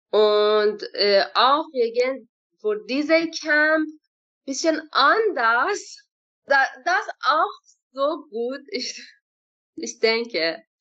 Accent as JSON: {"language": "German", "country": "Iran", "tie": "born or raised there", "second_language": "German", "moved": "as an adult", "lives_now": "Altena, Germany", "said": "Ja, wir haben in äh, Schule in Iran Englisch lernen, nicht Deutsch."}